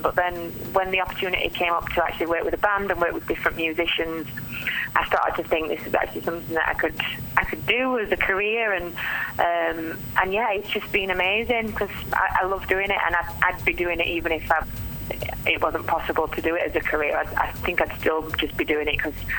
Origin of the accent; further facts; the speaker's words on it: Yorkshire and the Humber, United Kingdom; moved away; I'm from South Yorkshire originally, um, hence the accent